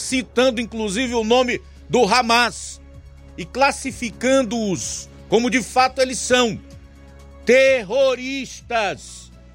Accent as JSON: {"language": "Portuguese", "country": "Brazil", "said": "brasileiros democratas"}